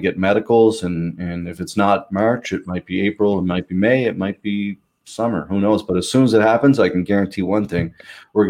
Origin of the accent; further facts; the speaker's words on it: Pictou, Nova Scotia, Canada; also born or lived in Halifax; I'm from Pictou